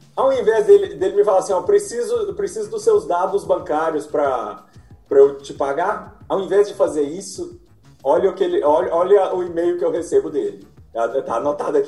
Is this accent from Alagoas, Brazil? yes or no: no; Belo Horizonte, Minas Gerais, Brazil; Eu sou de Minas